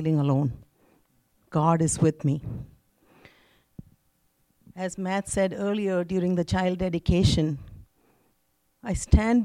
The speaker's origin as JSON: {"language": "English", "country": "India", "tie": "born or raised there", "moved": "yes", "said": "I was born and raised in India"}